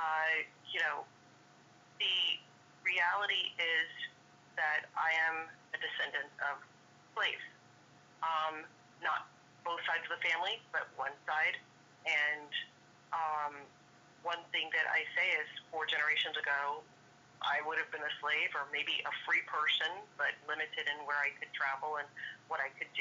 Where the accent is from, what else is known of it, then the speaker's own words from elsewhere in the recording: Austin, Texas, United States; moved away as an adult; also born or lived in Boston / New York; going to college at UT, which is my hometown in Austin